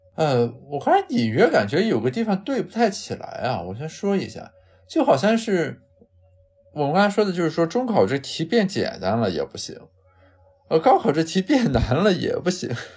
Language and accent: Chinese; Qingdao, Shandong, China; 咱们家乡青岛